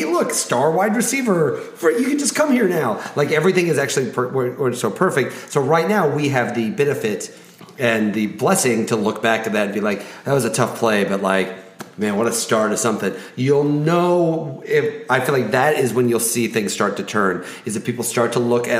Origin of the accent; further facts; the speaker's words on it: Benton, Illinois, United States; my hometown of Benton, Illinois